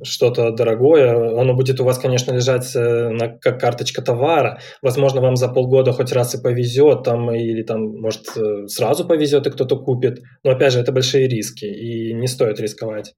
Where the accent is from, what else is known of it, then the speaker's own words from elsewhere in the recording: Minsk, Belarus; я сам из Минска